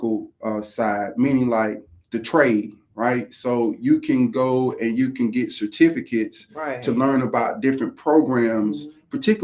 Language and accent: English; Houston, Texas, United States; now in Georgia, United States; I'm product of a foster care system, the juvenile detention center, Texas Youth Commission, because I'm from Houston